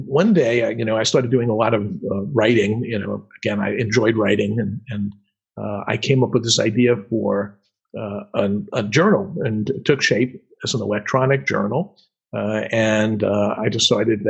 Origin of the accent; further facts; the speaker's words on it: New York, United States; accent: New York; moved away; my New York accent